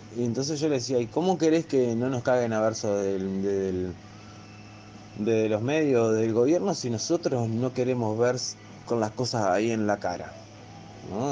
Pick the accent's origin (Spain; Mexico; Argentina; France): Argentina; nosotros somos una provincia argentina, ¿no? Somos chiquititos